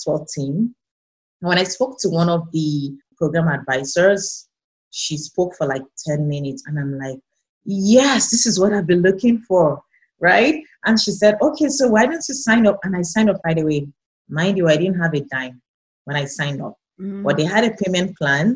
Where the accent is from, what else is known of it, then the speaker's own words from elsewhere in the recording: Nigeria; moved away as an adult; now in Canada; I moved halfway across the world from Nigeria, where I'm originally from, to Canada.